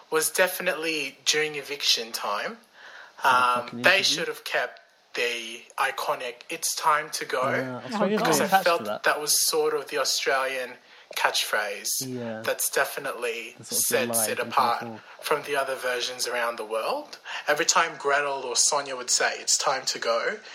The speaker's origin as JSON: {"language": "English", "country": "Canada", "said": "I'm actually Canadian."}